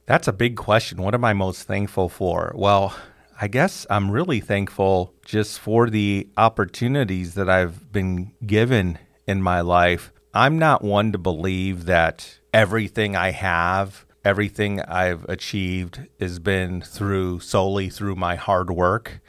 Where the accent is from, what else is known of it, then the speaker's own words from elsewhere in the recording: Chicago, Illinois, United States; Elementary school, middle school, high school was all Catholic school growing up in Chicago